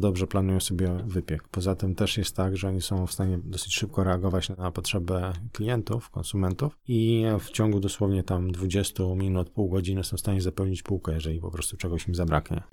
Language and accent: Polish; Nowy Dwór Mazowiecki, Masovian Voivodeship, Poland; born or raised there